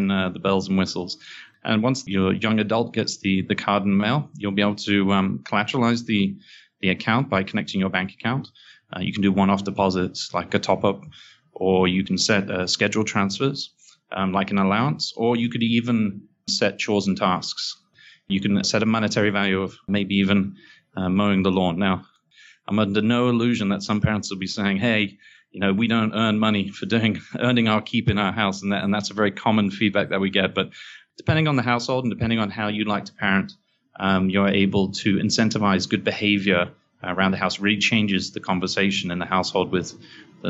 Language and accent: English; England, United Kingdom; moved away as an adult; now in New York, United States; I'm English, as you can probably hear, but I live here in New York for the last 7-8 years